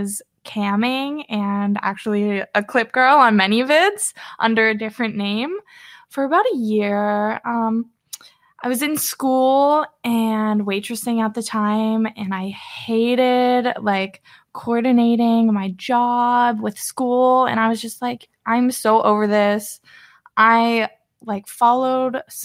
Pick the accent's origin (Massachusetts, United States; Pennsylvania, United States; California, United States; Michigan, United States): Pennsylvania, United States; I'm from good old Pennsylvania